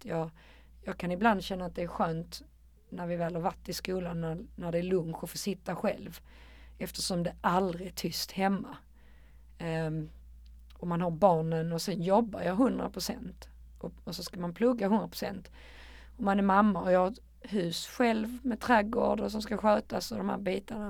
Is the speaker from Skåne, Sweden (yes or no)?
yes; Malmö, Skåne, Sweden; Jag är ett betongbarn från Rosengård